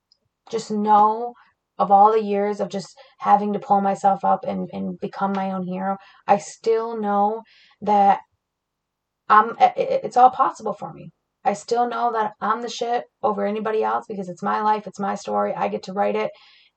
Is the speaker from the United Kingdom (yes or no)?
no; Flint, Michigan, United States; I grew up in Flint, Michigan